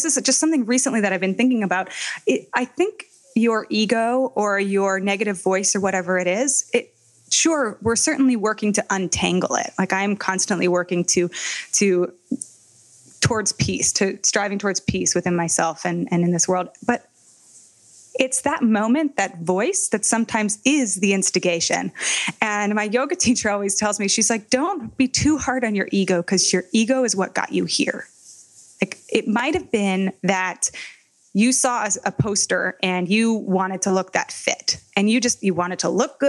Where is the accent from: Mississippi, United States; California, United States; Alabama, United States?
California, United States; Palo Alto; we were growing up in Palo Alto in California